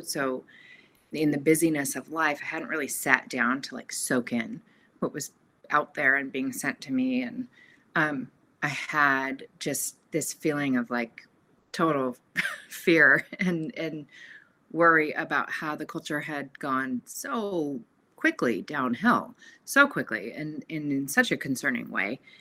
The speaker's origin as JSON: {"language": "English", "town": "Portland", "region": "Oregon", "country": "United States", "tie": "born or raised there", "also_born_or_lived": "California", "moved": "as an adult", "said": "I was born in Portland, Oregon, and, and raised in a loving Catholic home."}